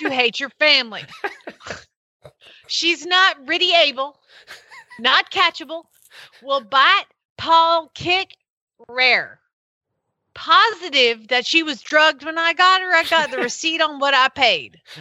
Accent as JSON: {"language": "English", "region": "Georgia", "country": "United States", "said": "I'm from Georgia. I can talk like this because this is how my daddy sounds"}